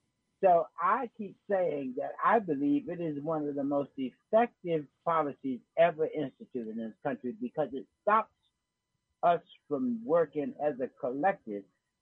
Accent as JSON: {"language": "English", "town": "Yorktown", "region": "Virginia", "country": "United States", "said": "I'm from Yorktown, Virginia."}